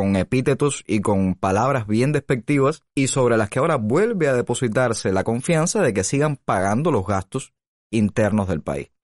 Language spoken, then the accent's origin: Spanish; Cuba; como cubano